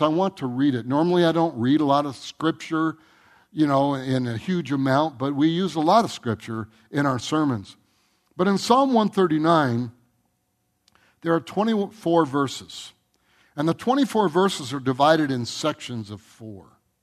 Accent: Michigan, United States; I grew up in Michigan.

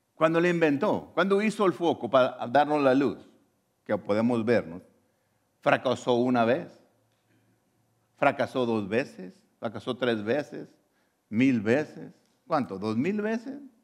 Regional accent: Mexico; now in United States; Yo antes nací en México, era ciudadano ah, mexicano

